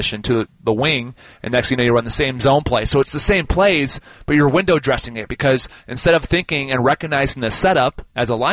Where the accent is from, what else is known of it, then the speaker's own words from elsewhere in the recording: Minnesota, United States; moved away; Growing up in Minnesota